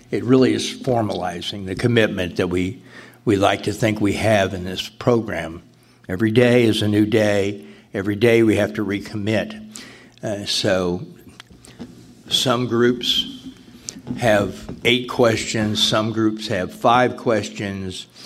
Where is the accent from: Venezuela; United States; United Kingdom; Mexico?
United States; Cape Cod, Massachusetts; from Cape Cod. Cape Cod doesn't have any SA meetings, nearest ones are Boston and Providence.